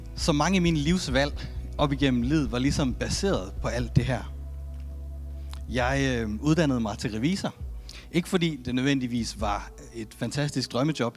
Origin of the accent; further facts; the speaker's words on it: Denmark; jeg er født i Danmark